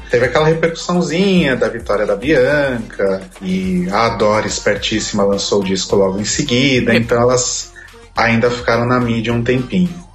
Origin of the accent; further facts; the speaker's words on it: São Paulo, Brazil; sou paulistano